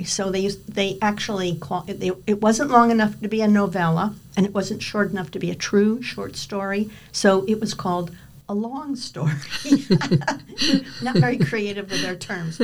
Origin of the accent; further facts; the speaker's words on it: Hartford, Connecticut, United States; now in Maine, United States; I grew up in Hartford, Connecticut, and as a little girl